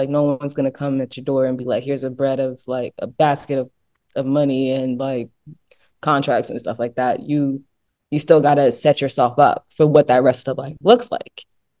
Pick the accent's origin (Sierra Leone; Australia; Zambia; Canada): Sierra Leone; it's for the fact that I was representing my home country.